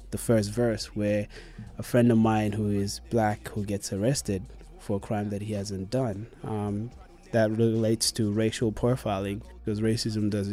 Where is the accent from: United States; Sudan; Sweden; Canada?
Sudan; Khartoum; moved away; I was born in South Sudan, in Khartoum. I came here in 2006